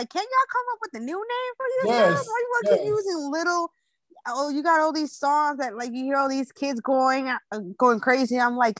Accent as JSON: {"language": "English", "region": "New York", "country": "United States", "moved": "yes", "said": "I'm from New York, so we say Con Edison."}